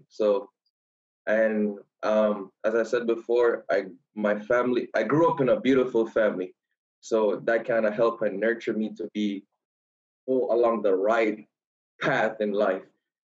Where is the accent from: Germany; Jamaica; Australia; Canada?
Jamaica; Kingston; moved away as an adult; also born or lived in Kansas, United States; I was born and raised in Kingston, Jamaica.